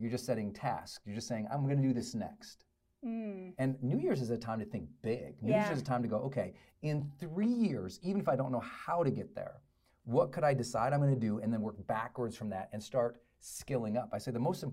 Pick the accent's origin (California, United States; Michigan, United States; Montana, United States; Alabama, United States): Montana, United States; Butte; also born or lived in Great Falls, Montana; where I grew up in Butte, Montana, and then Great Falls, Montana